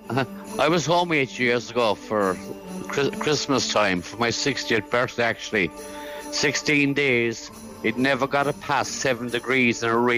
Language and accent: English; Cork, Munster, Ireland; I was actually born in Killeen's Green in Farnry. It used to be Spangle Hill.